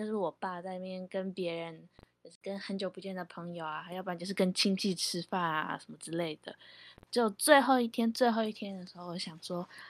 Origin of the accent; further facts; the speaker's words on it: Kaohsiung, Taiwan; now in Taipei, Taiwan; 我我爸爸那边是在高雄。嗯我是高雄人，所以我那边有亲戚。